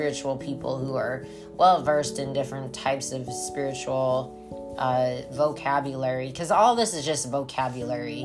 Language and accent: English; Colorado, United States; I'm from Colorado